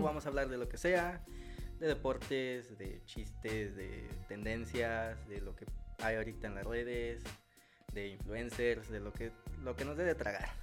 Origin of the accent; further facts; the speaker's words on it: Poza Rica, Veracruz, Mexico; soy de la ciudad de Poza Rica, Veracruz